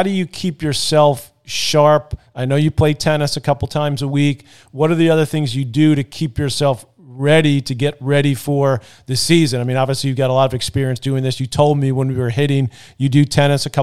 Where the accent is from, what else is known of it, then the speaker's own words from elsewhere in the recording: New York City, New York, United States; growing up in Queens, where we grew up